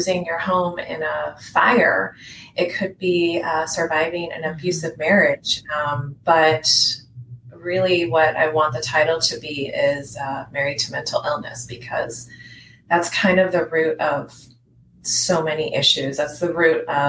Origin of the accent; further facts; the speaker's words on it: San Diego, California, United States; also born or lived in Hawaii; now in Florida, United States; I grew up originally in San Diego, but I've lived in lots of different places